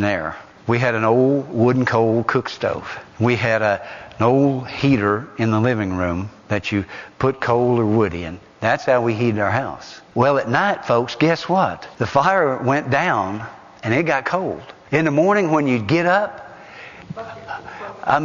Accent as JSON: {"language": "English", "area": "Morgan and Roane County", "region": "Tennessee", "country": "United States", "tie": "born or raised there", "said": "I grew up right here in Morgan and Roane County"}